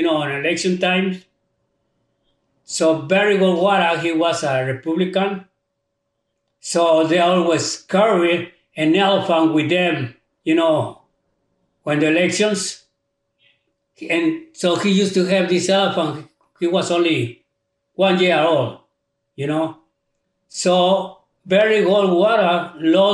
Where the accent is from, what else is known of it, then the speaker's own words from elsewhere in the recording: Veracruz, Mexico; now in United States; I was born in Veracruz, Mexico. I come to the United States in 1956.